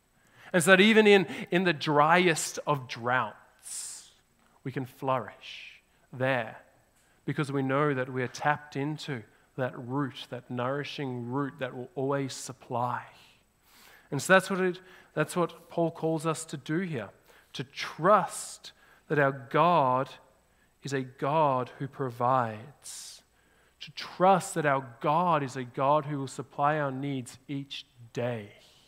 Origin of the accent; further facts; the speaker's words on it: Australia; now in Canada; now I'm not just an Australian, I'm more Canadian